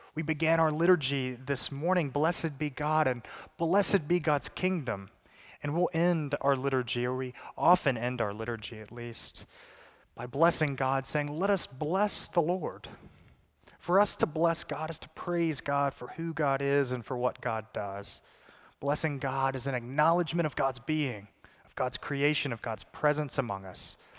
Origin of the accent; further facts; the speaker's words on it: the South, United States; I'm from the South